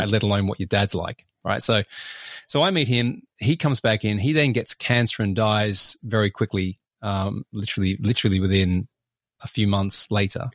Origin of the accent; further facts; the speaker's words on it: Australia; I'm Australian